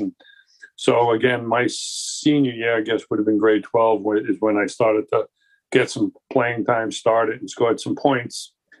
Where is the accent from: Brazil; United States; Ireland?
United States; New York City, New York; moved away as an adult; also born or lived in Maritimes, Canada; now in Canada; I grew up in New York City, which proud to say that I am a Canadian American citizen